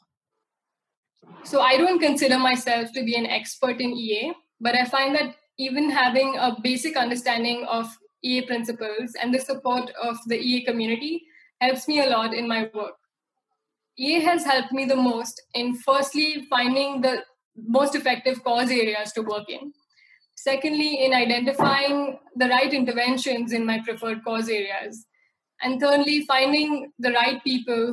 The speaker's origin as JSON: {"language": "English", "country": "India", "tie": "born or raised there", "said": "my hometown in rural India"}